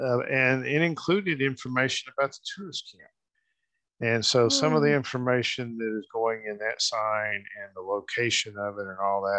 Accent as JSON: {"language": "English", "town": "Muskogee", "region": "Oklahoma", "country": "United States", "tie": "born or raised there", "said": "including my hometown here in Muskogee. We actually have an original tourist camp building still here in Muskogee."}